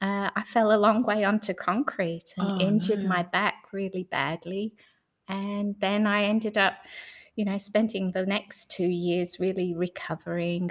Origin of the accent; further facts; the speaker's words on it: England, United Kingdom; moved away as an adult; also born or lived in Noosa, Australia / Mary Valley, Australia; now in Australia; I came from England originally. I was coming out as a backpacker and met my husband nearly straight away